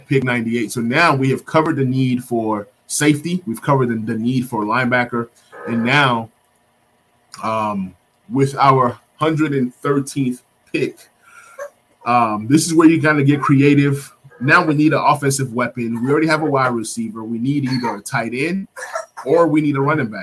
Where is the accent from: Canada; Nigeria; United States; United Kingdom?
Nigeria; I'm Nigerian.